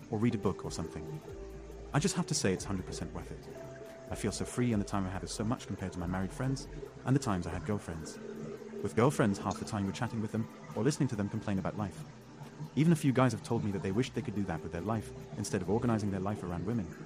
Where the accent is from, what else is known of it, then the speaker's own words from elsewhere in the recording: California, United States; born there; I was born in California, and I'm still living here.